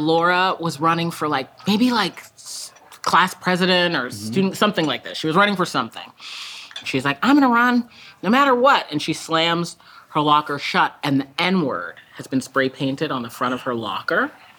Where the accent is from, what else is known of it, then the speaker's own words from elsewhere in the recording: Massachusetts, United States; It's a section of Massachusetts, Greater Boston, that's like very glad to be closed.